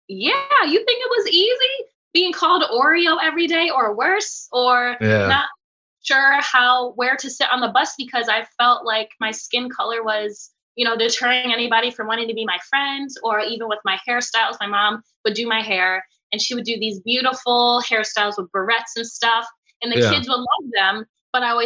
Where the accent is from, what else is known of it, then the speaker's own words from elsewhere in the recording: Southington, Connecticut, United States; also born or lived in Baltimore, Maryland; I was raised in Southington, which is a very wealthy middle-class town